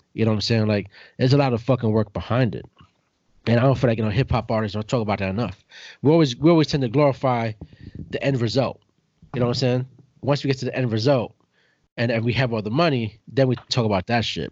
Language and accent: English; New York City, New York, United States; I was growing up in Brooklyn